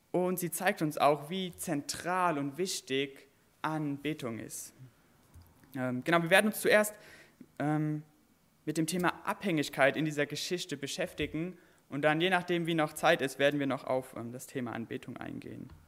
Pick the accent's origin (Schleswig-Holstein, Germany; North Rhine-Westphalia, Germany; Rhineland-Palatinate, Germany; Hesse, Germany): Rhineland-Palatinate, Germany; Derschen; Ich komme vom Westerwald auch. Ähm, ich komme aus Derschen, ich weiß nicht, ob jemand kennt, Derschen bei Daden.